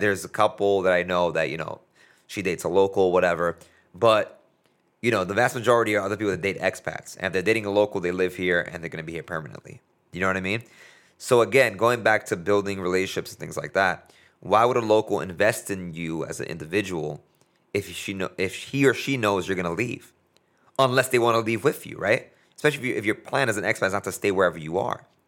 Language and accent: English; United States; here I am as a, as a American, but that is, has a, a Latino heritage